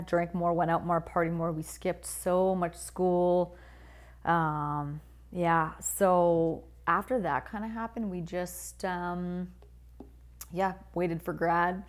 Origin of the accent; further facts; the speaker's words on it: Whitehorse, Yukon, Canada; I grew up in the Yukon